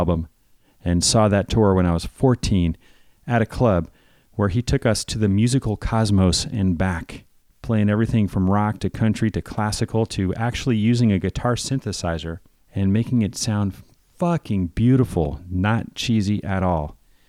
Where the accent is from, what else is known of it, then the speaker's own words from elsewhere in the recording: East Bay, California, United States; moved away as an adult; now in Los Angeles, United States; I've known Moose since junior high, and we've just been brothers growing up in the East Bay. Now, of course, I'm in L.A.